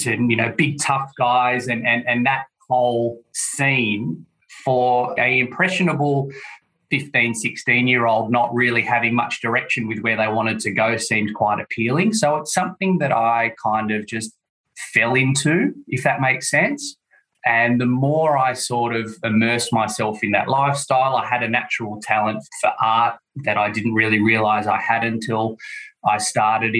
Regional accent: Sydney, New South Wales, Australia; I'm from Sydney, Australia, as your listeners could probably tell by the accent.

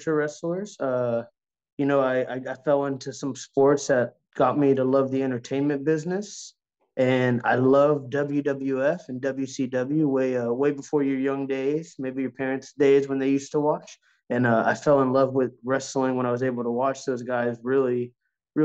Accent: Texas, United States; I grew up in Texas

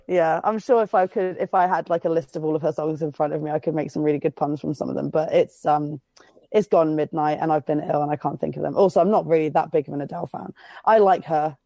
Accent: United Kingdom; I'm fucking British

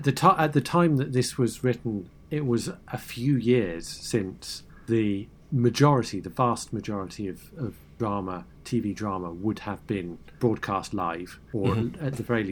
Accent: United States; as an American

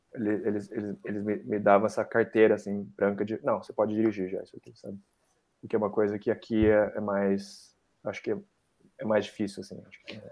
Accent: Brazil

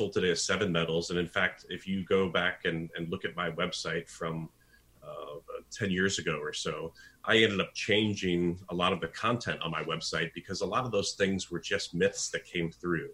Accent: United States; as an American

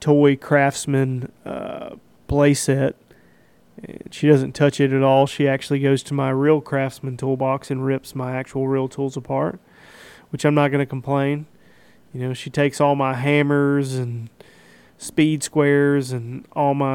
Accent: United States; I'm an American

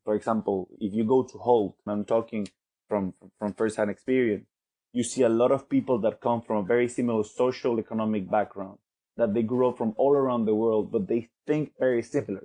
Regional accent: Venezuela; now in London, United Kingdom; from Venezuela. I currently live in London

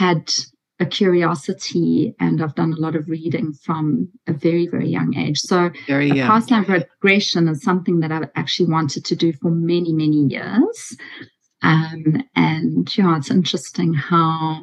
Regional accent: South Africa; moved away as an adult; now in Australia; I'm from South Africa, and in our final year in English, you have to give a big oral

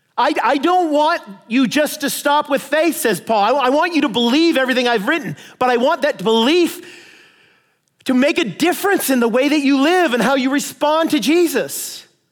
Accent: United States; I'm an American

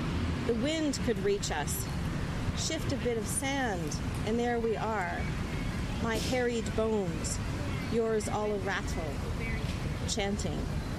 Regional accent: Saskatchewan, Canada; because I'm from Saskatchewan, I have several poems with mosquitoes in them.

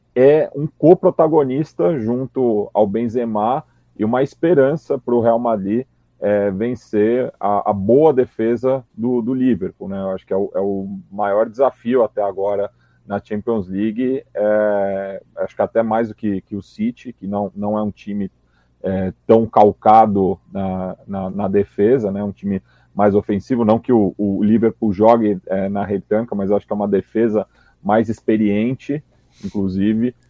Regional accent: São Paulo, Brazil; eu aqui do meu lugar, né, como paulistano

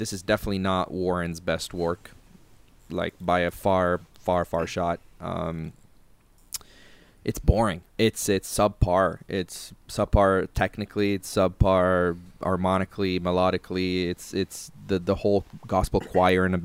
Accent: Italy; I come from Italy.

